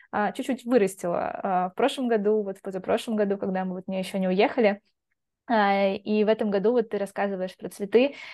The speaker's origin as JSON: {"language": "Russian", "region": "Belgorod Oblast", "country": "Russia", "said": "я просто из Белгородской области, и там чернозем прям он такой черный"}